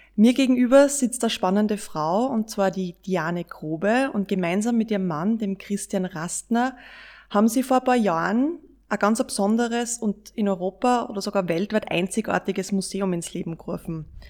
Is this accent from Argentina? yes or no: no; Austria; bei uns in Österreich